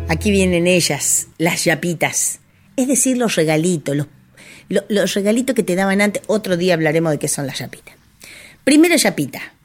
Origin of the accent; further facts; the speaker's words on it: Cañuelas, Buenos Aires Province, Argentina; en mi pueblo en Cañuelas